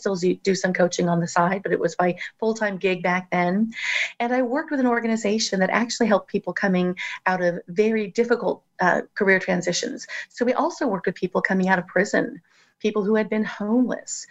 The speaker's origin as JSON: {"language": "English", "region": "Southern California", "country": "United States", "tie": "born or raised there", "said": "I grew up in Southern California"}